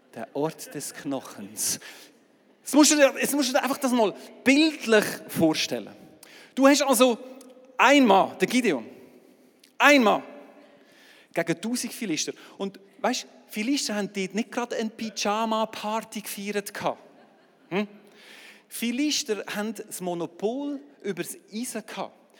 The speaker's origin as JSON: {"language": "German", "region": "Aargau", "country": "Switzerland", "said": "als Aargauer"}